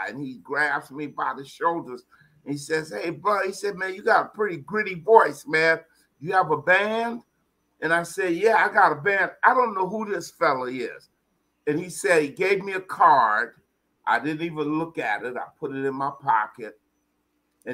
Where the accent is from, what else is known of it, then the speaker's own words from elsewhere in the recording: San Francisco, California, United States; I'm from San Francisco, born and raised there, lived in Hunters Point